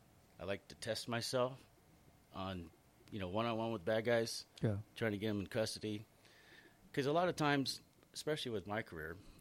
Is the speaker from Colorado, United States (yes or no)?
no; Upland, California, United States; I grew up in Upland